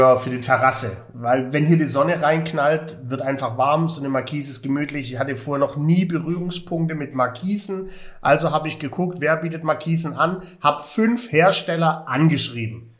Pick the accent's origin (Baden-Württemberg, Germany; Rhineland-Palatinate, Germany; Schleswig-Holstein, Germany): Baden-Württemberg, Germany; Heilbronn; moved away; aus meiner alten Heimat, Heilbronn